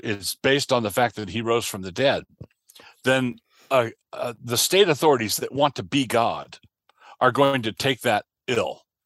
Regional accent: United States; I am a Christian, and I am an American

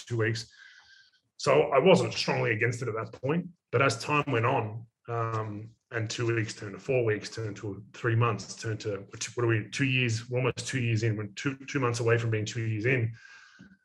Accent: Australia; I'm from Australia

